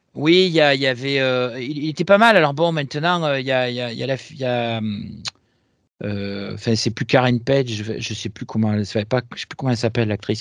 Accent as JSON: {"language": "French", "town": "Marseille", "region": "Provence-Alpes-Côte d'Azur", "country": "France", "said": "chez moi à Marseille"}